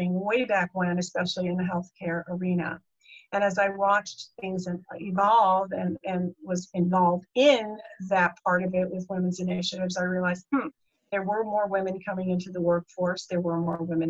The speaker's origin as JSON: {"language": "English", "region": "New Jersey", "country": "United States", "also_born_or_lived": "California", "moved": "yes", "said": "I am from New Jersey originally, my roots."}